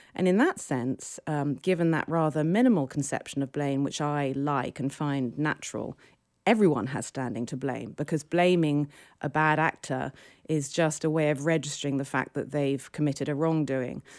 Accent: United Kingdom; now in New York, United States; I'm British.

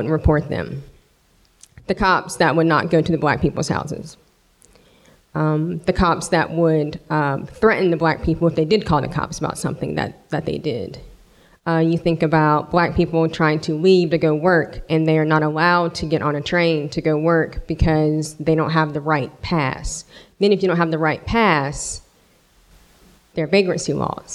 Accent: Brunswick County, North Carolina, United States; I'm from Brunswick County

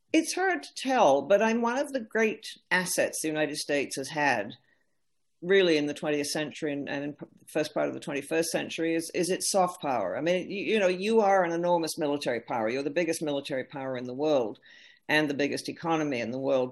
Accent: Canada; as a Canadian

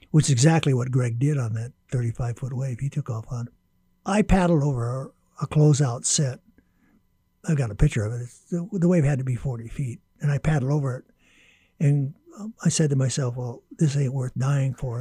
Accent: Honolulu, Hawaii, United States; My earliest memories are rolling around on the shore break and the white sands of Waikiki Beach, and then, of course, got my first surfboard when I was 8, and eventually learned how to surf at canoe surf in Waikiki

